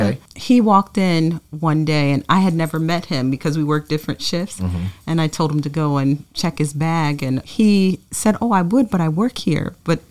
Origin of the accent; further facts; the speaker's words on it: Trenton, New Jersey, United States; I was born and raised here in Trenton. And when I first got together with Eric, he fell in love with this town. So we decided to settle here.